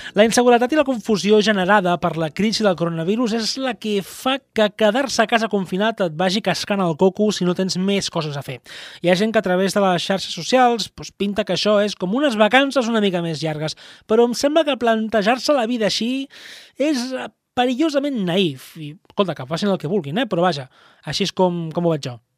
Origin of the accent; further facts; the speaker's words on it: Tarragona, Catalonia, Spain; a mi com a tarragoní